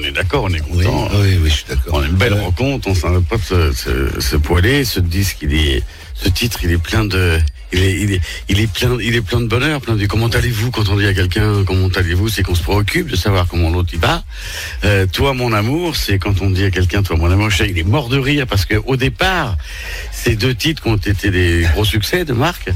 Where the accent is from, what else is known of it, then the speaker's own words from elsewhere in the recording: France; moved away as an adult; also born or lived in United States; quand on est Français